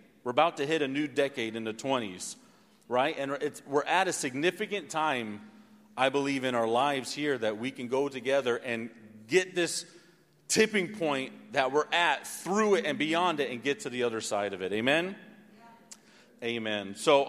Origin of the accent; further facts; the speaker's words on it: Missouri, United States; born there; I've never lived anywhere longer than 8 years or so. I was born in Missouri. It's the middle of the country.